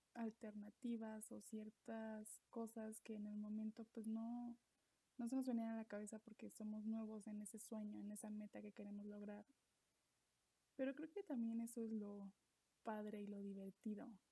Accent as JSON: {"language": "Spanish", "country": "Mexico", "said": "soy mexicana, vivo en México"}